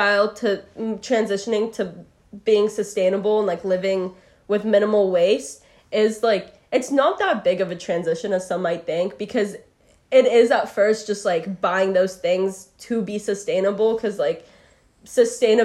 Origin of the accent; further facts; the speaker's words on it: Portland, Oregon, United States; I grew up in Portland, Oregon, which is just very, like, green